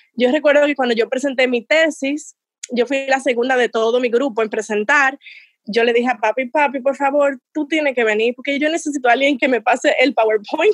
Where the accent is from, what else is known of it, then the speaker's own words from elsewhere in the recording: Dominican Republic; moved away; dominicanos éramos muchísimos